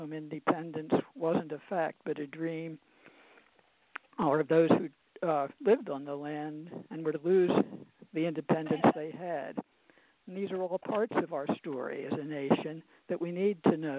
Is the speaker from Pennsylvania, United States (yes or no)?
yes; Philadelphia, Pennsylvania, United States; now in Harrisburg, United States; I was born in Philadelphia, and I grew up nearby.